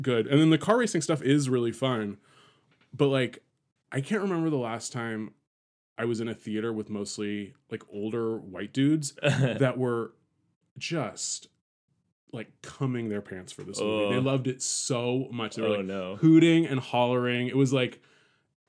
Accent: Bay Area, California, United States; now in Los Angeles, United States; I'm from the Bay Area

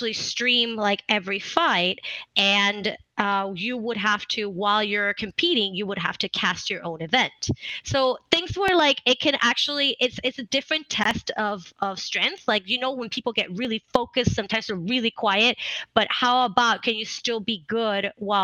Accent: Puerto Rico; English is a second language; moved away as an adult; now in California, United States; I'm actually from Puerto Rico. So I came here, I moved to California in 2017.

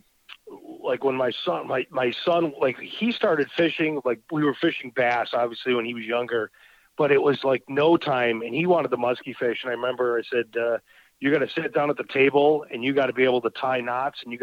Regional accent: Buffalo, New York, United States; now in Wisconsin, United States; I grew up in Buffalo, New York. So I'm an East Coast boy

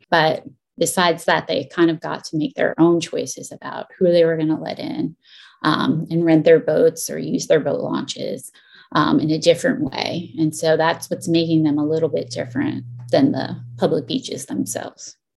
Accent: coast of New Jersey, United States; the coast of New Jersey, where I grew up

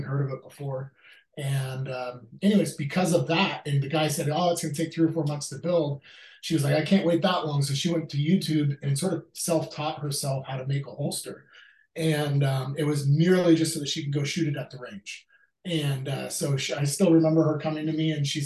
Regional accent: Alaska, United States; now in Williamsburg, Virginia, United States; Me and her were born and raised in Alaska, fell in love there, got married when we were 18

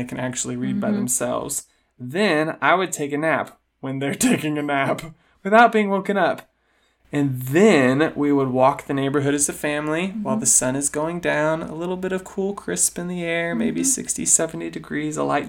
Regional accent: Sugar Land, Texas, United States; we grew up mainly in Sugar Land, which is a gigantic master plan community outside of Houston

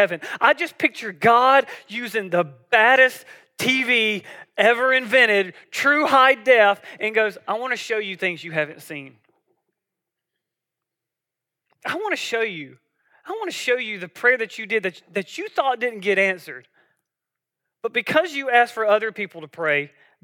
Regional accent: South Georgia, United States; I grew up in South Georgia

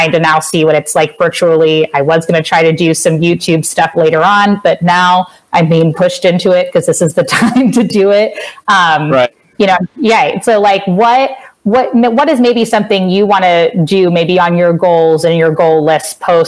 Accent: Cincinnati, Ohio, United States; I'm from Cincinnati

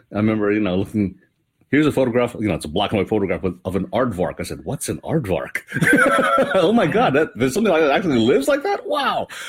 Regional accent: Hawaii, United States; moved away; I grew up in Hawaii

